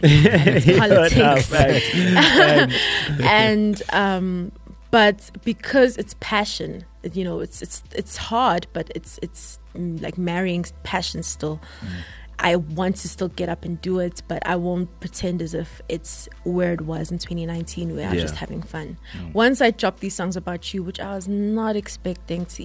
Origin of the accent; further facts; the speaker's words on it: Empangeni, KwaZulu-Natal, South Africa; moved away as an adult; now in Johannesburg, South Africa; I'm from Empangeni